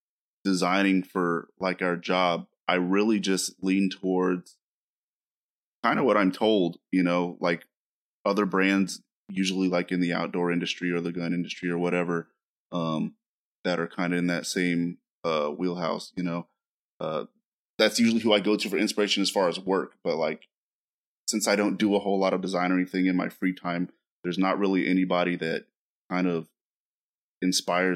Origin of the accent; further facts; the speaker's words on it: Mississippi, United States; now in Texas, United States; I'm from Mississippi. I can talk like